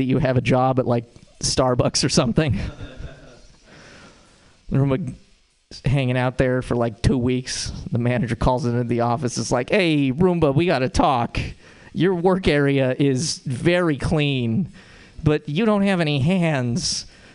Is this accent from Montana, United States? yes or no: yes; Montana, United States; now in San Francisco, United States; The way that I know I'm from Montana is that I have an accent